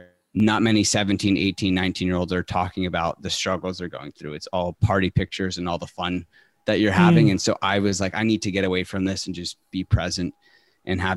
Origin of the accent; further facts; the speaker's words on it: San Diego, California, United States; I'm from San Diego, California. And I grew up in a community where it's work hard